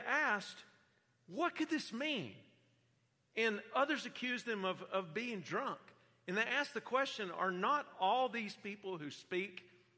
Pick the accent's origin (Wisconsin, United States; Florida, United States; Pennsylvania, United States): Florida, United States; Central; moved away as an adult; I grew up in Central Florida. We've been gone for half a lifetime now.